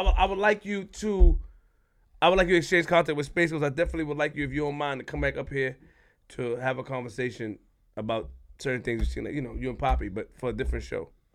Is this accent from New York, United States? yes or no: yes; New York City, New York, United States; I'm from Queens